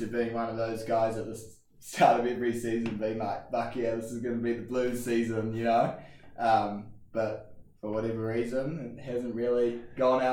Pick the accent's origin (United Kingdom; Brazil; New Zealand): New Zealand; Auckland; moved away as an adult; now in United States; I grew up in Auckland and went to King's College